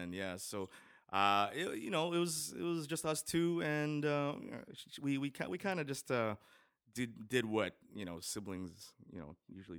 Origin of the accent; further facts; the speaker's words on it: Winnipeg, Manitoba, Canada; Born and raised in Winnipeg. I'm Elmwood OG